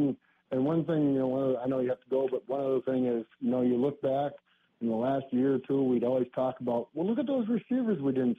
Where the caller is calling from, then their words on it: Oregon, United States; I'm calling from Oregon.